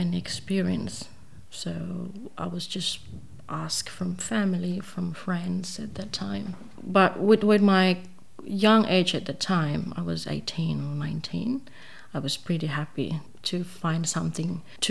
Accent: Dili, Timor-Leste; moved away as an adult; also born or lived in Bali, Indonesia / Kupang, Indonesia; now in Launceston, Australia; I grew up mostly in Timor-Leste

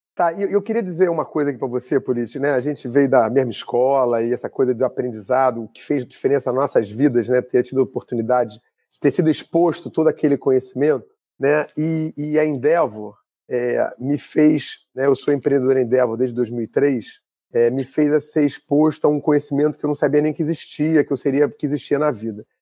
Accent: Rio de Janeiro, Brazil; eu sou carioca

